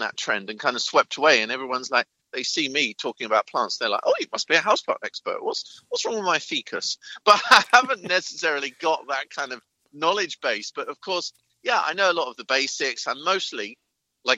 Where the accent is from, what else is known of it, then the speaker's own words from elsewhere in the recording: England, United Kingdom; as an English visitor